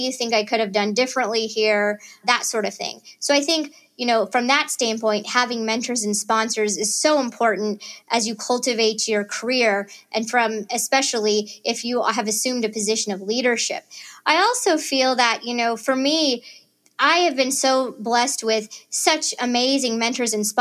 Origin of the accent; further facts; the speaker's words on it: Chillicothe, Missouri, United States; moved away as an adult; also born or lived in Boston; now in Kansas City, United States; growing up in Northwest Missouri